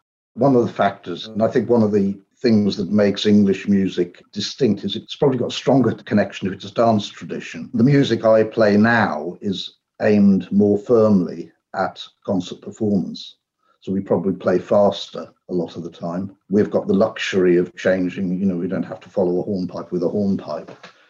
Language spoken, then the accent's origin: English; Ireland; Well, I didn't. I am Irish.